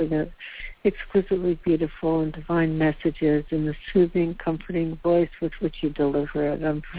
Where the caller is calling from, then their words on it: Carmel, California, United States; I'm calling from Carmel, California